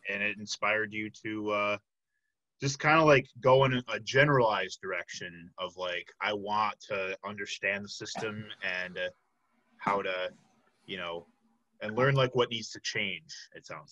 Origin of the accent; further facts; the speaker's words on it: Flossmoor, Illinois, United States; I grew up in Flossmoor, Illinois, which is on the in the south suburbs of Chicago.